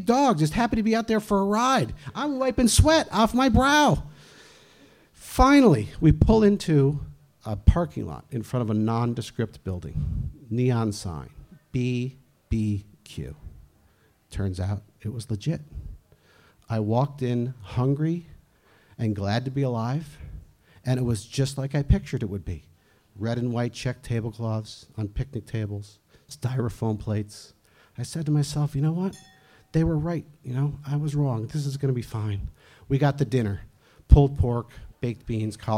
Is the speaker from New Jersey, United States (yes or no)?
yes; New Jersey, United States; now in Easthampton, United States; I grew up in New Jersey, where if you're not actively scamming someone, someone is scamming you.